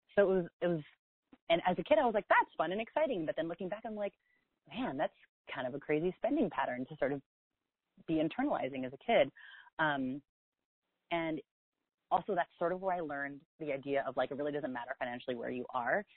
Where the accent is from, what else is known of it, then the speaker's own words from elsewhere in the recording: South San Francisco, California, United States; also born or lived in New York; now in San Francisco, United States; I grew up in the Bay Area in South San Francisco